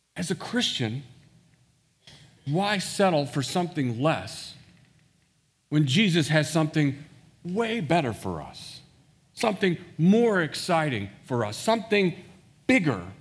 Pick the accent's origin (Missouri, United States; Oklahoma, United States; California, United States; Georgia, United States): Missouri, United States; Washington; also born or lived in St. Louis, Missouri; I actually grew up in a town west of Saint Louis called Washington, Missouri